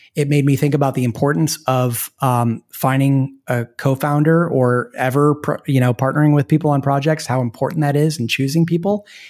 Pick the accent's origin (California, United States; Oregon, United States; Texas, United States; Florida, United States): Oregon, United States; Portland; moved away; I'm from Portland, Oregon, which is a great place to be from. And and my wife and I moved back there because we have family there